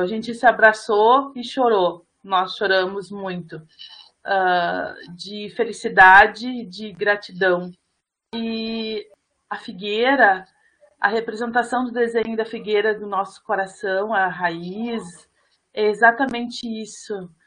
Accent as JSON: {"language": "Portuguese", "country": "Brazil", "said": "nós somos brasileiros, e nós temos a honra de ser um quilombo, quilombola"}